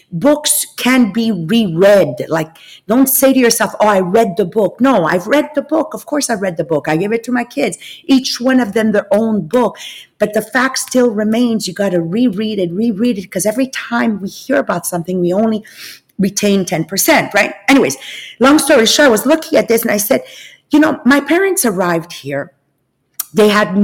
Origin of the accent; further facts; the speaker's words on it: Italy; moved away; I'm from Italian origins. Actually, I'm actually born in Italy.